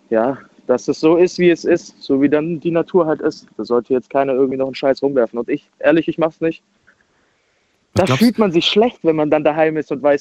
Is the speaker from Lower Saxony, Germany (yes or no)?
no; Baden-Württemberg, Germany; ich komme aus der Nähe von Stuttgart.